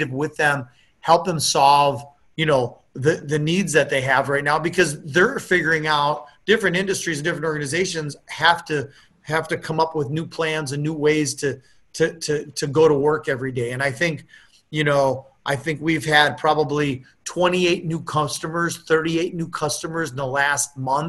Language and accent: English; Appleton, Wisconsin, United States; when I grew up in Appleton, Wisconsin, I knew all my neighbors